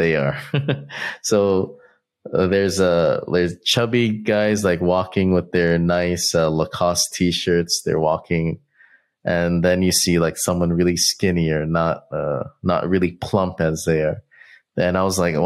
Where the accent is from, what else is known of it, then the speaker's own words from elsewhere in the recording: United States; we're really lucky to grow up and be raised in America